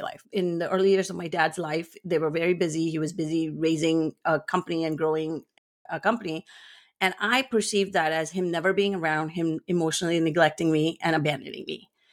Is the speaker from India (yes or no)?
yes; India; moved away as an adult; now in United States; I grew up in India for half of my life, and I now live in the US for the other half.